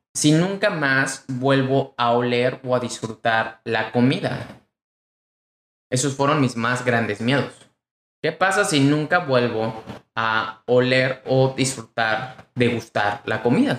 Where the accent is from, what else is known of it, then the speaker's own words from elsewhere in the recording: Mexico; mexicano, emprendedor y empresario